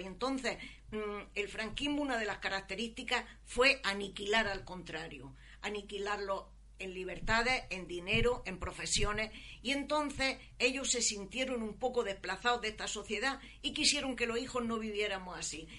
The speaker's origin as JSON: {"language": "Spanish", "town": "Almería", "region": "Andalusia", "country": "Spain", "tie": "born or raised there", "said": "nací aquí en la localidad de Almería. Mi familia vivía en un cortijo a la afuera"}